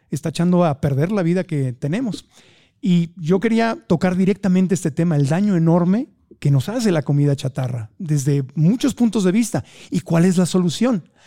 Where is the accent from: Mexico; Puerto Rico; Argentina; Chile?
Mexico; Y digo consumen porque yo no lo consumo, pero sí soy mexicano.